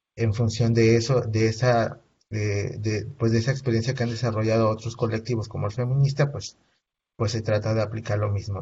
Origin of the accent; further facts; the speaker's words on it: Veracruz, Mexico; now in Ciudad Juárez, Mexico; yo soy originario de Veracruz